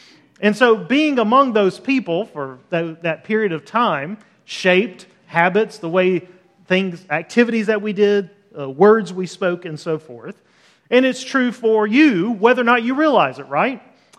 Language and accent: English; Deep South, United States; also born or lived in Los Angeles; So we lived 5 to 6 years in California. We're both from the Deep South, lived in Los Angeles.